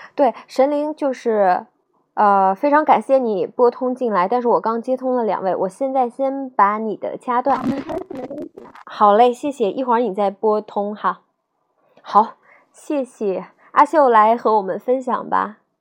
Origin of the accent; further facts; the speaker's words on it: Nanjing, Jiangsu, China; 我就是南京的